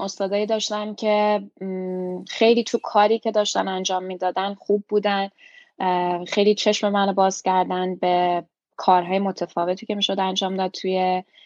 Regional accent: Iran; moved away as an adult; also born or lived in Tehran / Montreal, Canada; now in Toronto, Canada; لیسانس روانشناسی از ایران دادم. و وقتی اومدم کانادا

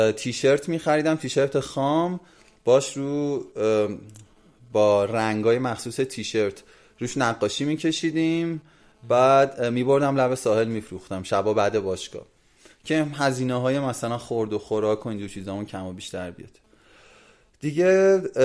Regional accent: Iran; moved away as an adult; also born or lived in Brazil; من ایرانی هم

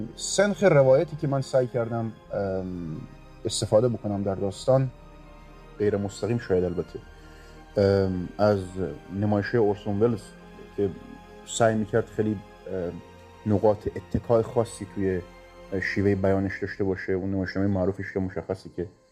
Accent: Rasht, Gilan, Iran; اهل رشتم

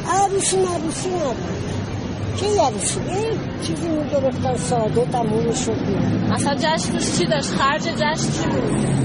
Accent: Tehran, Tehran Province, Iran; آره من بچه تهرانم بچه بچه هشت تهرانم

